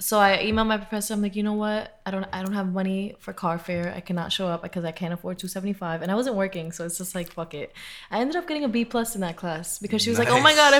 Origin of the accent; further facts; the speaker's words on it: New York City, New York, United States; I'm born and raised in Queens.